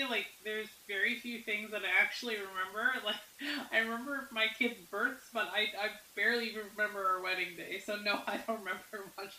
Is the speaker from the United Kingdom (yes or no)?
no; Canada; being Canadian